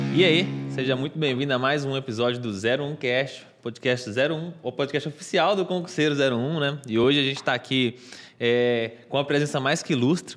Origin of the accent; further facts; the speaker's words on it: interior of Minas Gerais, Brazil; Como eu sou do interior de Minas Gerais